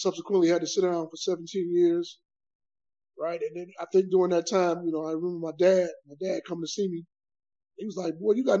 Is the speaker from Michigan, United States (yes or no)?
yes; Detroit, Michigan, United States; I hail from Detroit, Michigan.